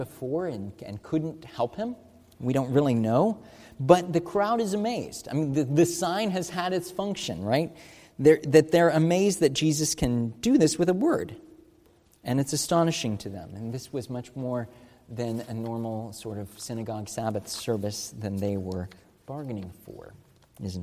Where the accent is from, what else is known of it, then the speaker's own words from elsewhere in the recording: United States; As American Christians